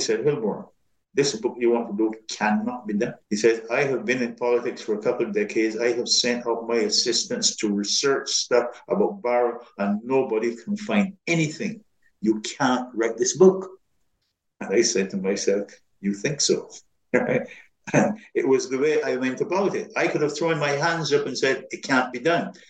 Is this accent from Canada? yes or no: no; Barbados; moved away as an adult; now in United States; when I was growing up in Barbados